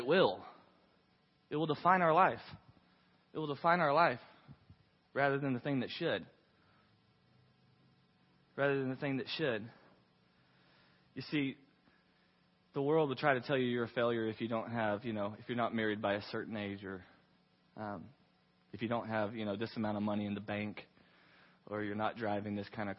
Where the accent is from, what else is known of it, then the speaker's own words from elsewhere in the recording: Waco, Texas, United States; I was from Waco, Texas